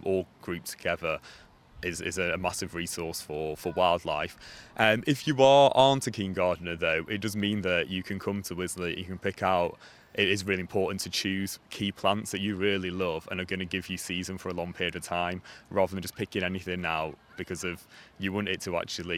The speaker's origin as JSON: {"language": "English", "town": "Manchester", "region": "North West England", "country": "United Kingdom", "moved": "yes", "said": "I'm from Manchester."}